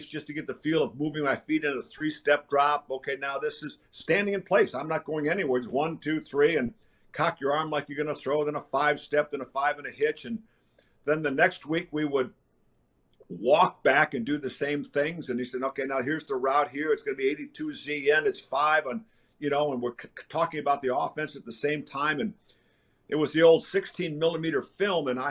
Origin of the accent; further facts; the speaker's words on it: Batavia, Illinois, United States; moved away as an adult; I grew up in the Chicago area, a big Bears fan